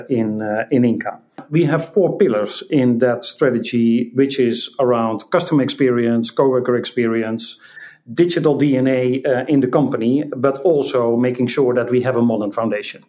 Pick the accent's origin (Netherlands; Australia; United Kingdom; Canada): Netherlands; I'm Dutch. I grew up in the Netherlands